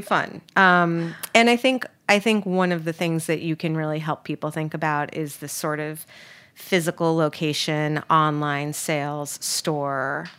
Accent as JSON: {"language": "English", "region": "New York", "country": "United States", "moved": "yes", "said": "I'm from New York"}